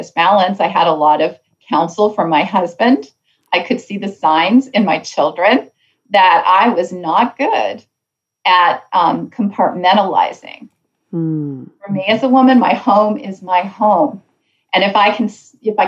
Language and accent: English; Canada; Canada, my home country